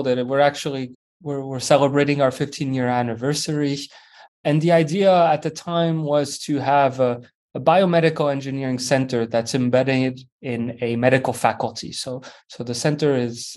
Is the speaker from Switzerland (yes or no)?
yes; Switzerland; moved away as an adult; also born or lived in France / Vancouver, Canada / Baltimore, United States; I grew up in Switzerland, originally from France